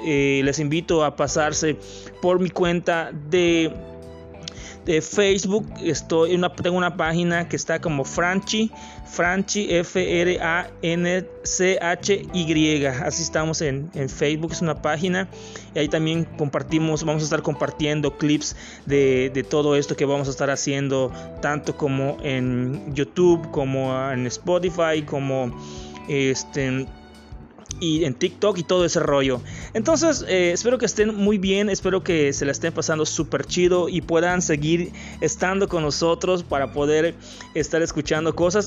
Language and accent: Spanish; Yucatán, Mexico; soy de México, de un estado que se llama Yucatán, que está al sureste de México